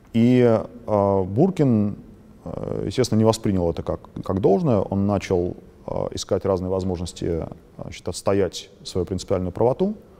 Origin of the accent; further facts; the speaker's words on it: Moscow, Russia; а я москвич